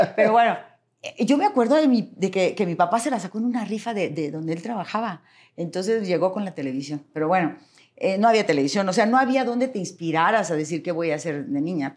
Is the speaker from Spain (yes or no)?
no; Monterrey, Nuevo León, Mexico; Nací en Monterrey